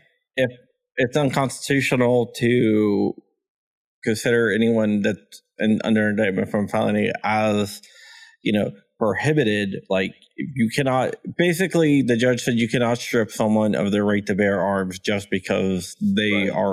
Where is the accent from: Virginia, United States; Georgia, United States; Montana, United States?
Virginia, United States; Ashburn; Ashburn, Virginia, which is my hometown.